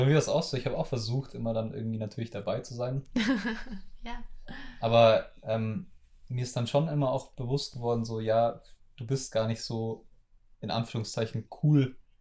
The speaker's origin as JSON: {"language": "German", "area": "school in Munich from age ten", "region": "Bavaria", "country": "Germany", "tie": "born or raised there", "said": "viel Zeit zu Hause bei mir im Dorf oder so verbracht habe ähm, als Kind. Ich bin halt, ich bin mit zehn nach München in die Schule gewechselt"}